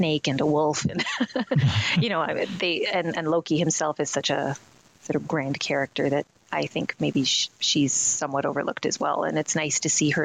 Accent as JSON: {"language": "English", "country": "Canada", "tie": "born or raised there", "said": "I was born in Canada, so I like to think there's something about being Canadian"}